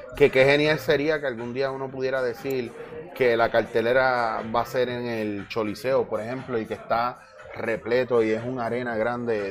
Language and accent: Spanish; Puerto Rico